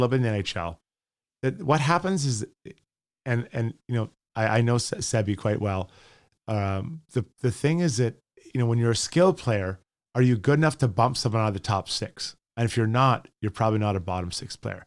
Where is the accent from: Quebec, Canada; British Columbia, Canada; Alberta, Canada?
Alberta, Canada; Edmonton; I grew up in Edmonton playing for the K Cs